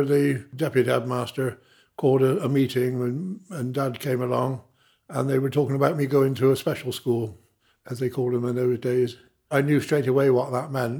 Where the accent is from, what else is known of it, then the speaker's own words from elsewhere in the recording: Bristol, South West England, United Kingdom; I was born in Southmead Hospital, 1947. Lived in Phillip Street in Bedminster